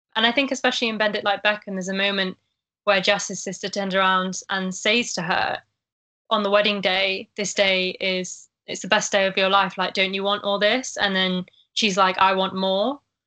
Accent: Sheffield, Yorkshire and the Humber, United Kingdom; I'm from Sheffield

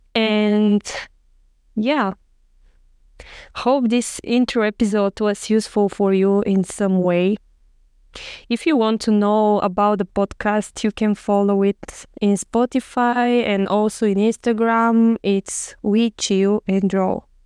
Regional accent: Bulgaria; moved away as an adult; also born or lived in Sofia, Bulgaria; now in Barcelona, Spain; I'm from Bulgaria

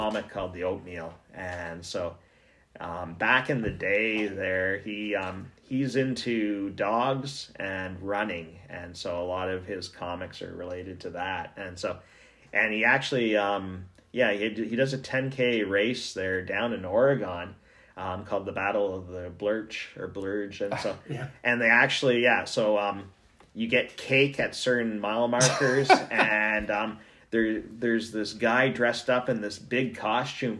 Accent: Ontario, Canada; now in Yellowknife, Canada; I grew up in Ontario

